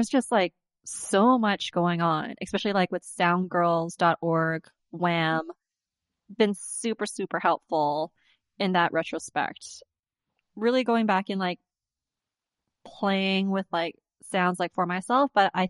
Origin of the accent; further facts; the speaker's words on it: Winnipeg, Manitoba, Canada; also born or lived in Vancouver; sometimes I'm just like, I'm from Vancouver. Other times, I'm just like, if I want to feel like extra unicorn, I'm just like, I'm from Winnipeg. But then, like, in Vancouver, they're just like, where are you from? I'm just like, from Winnipeg.